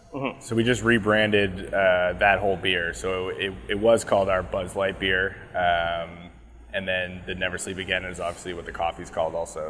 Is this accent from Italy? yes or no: no; Cornwall, Ontario, Canada; now in Bowmanville, Canada; growing up in Cornwall